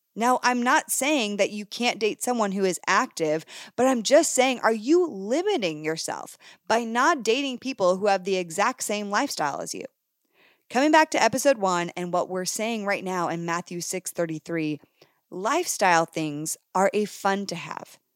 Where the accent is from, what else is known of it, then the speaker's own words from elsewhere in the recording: Canada; moved away; as a girl who originally came from Canada, if you didn't know that, fun fact, I was born in Canada